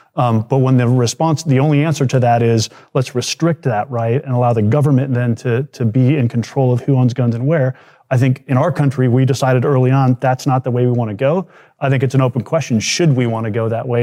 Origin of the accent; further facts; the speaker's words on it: United States; as an American